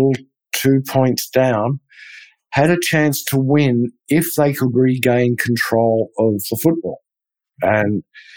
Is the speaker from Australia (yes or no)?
yes; Australia; now in Texas, United States; being an Australian